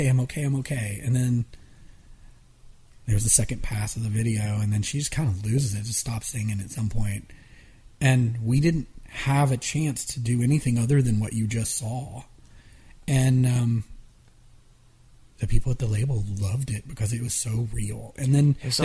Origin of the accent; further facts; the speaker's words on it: Atlanta, Georgia, United States; the music we grew up with in Atlanta